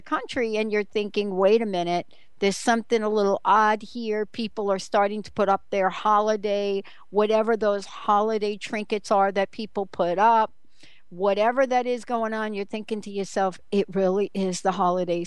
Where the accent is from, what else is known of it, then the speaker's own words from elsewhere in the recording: East Coast, United States; Growing up on the East Coast